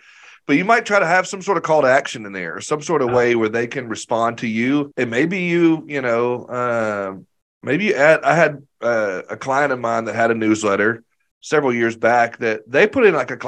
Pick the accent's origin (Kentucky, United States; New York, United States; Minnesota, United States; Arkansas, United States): Arkansas, United States; I think I'm from Arkansas